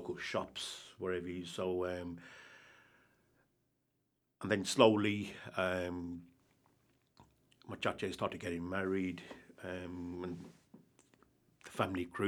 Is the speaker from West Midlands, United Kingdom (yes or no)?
yes; Walsall, West Midlands, United Kingdom; I was born in 1973, born and bred in Walsall.